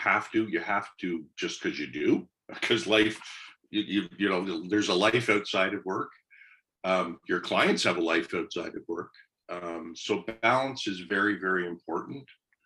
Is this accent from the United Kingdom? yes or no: no; Kingston, Ontario, Canada; I grew up in Kingston. I went to Queens. My high school was right across the road from Queens.